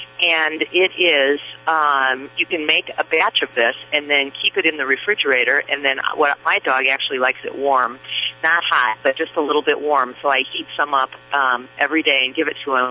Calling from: Moline, Illinois, United States; I am calling from Moline, Illinois

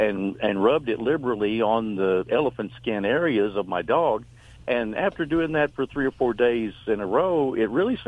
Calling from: North Carolina, United States; North Carolina.

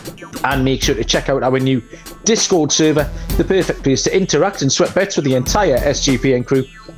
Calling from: Newcastle upon Tyne, North East England, United Kingdom; I am joining you from Newcastle upon Tyne, up in the northeast corner of England.

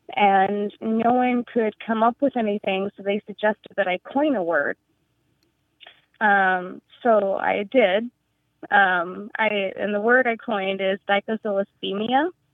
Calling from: Ithaca, New York, United States; I'm calling from Ithaca, New York.

